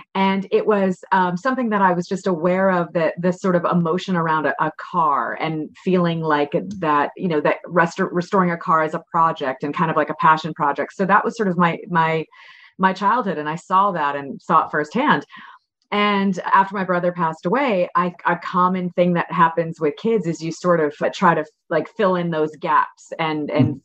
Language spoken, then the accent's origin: English; Connecticut, United States; I'm from New England. I grew up in Connecticut